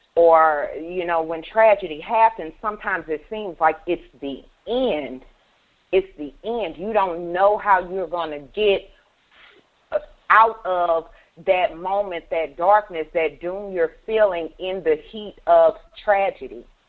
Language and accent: English; Baton Rouge, Louisiana, United States; I am from Baton Rouge, Louisiana